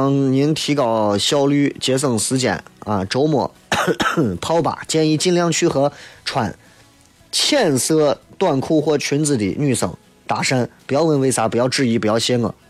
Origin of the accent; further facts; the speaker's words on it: Xi'an, Shaanxi, China; 你看我西安人哪个纹身在自己胳膊上纹个兵马俑？